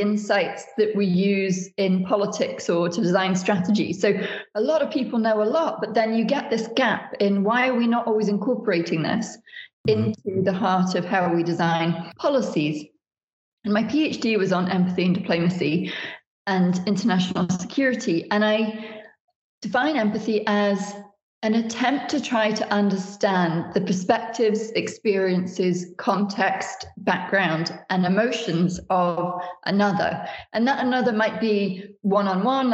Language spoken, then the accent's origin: English; United Kingdom; so much of my work is from Britain as a Brit